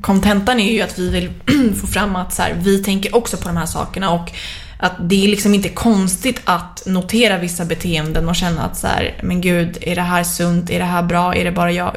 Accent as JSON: {"language": "Swedish", "country": "Sweden", "said": "som svensk"}